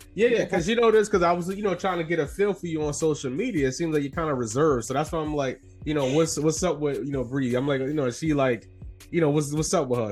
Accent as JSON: {"language": "English", "town": "New York City", "region": "New York", "country": "United States", "tie": "born or raised there", "also_born_or_lived": "Soundview, the Bronx", "said": "was born in Soundview, but from Harlem, so back and forth"}